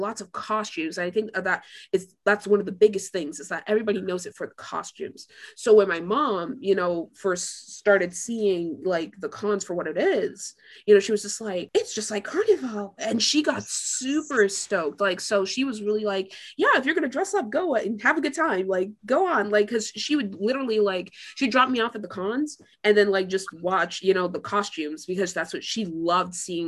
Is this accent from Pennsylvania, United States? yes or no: no; Tampa, Florida, United States; I'm from Tampa